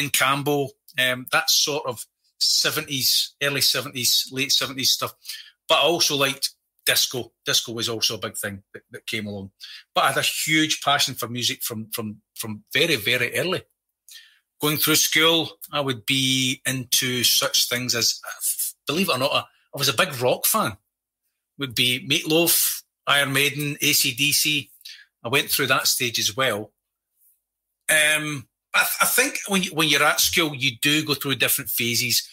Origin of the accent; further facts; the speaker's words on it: Scotland, United Kingdom; I'm Scottish born and bred. I have Italian roots.